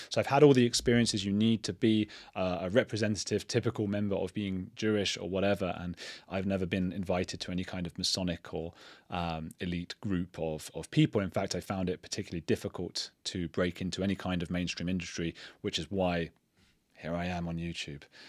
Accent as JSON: {"language": "English", "region": "England", "country": "United Kingdom", "tie": "born or raised there", "said": "I'm an English citizen. I've grown up English."}